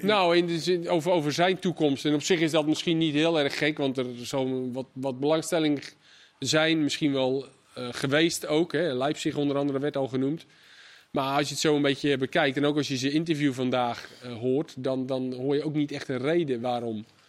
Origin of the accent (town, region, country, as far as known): Netherlands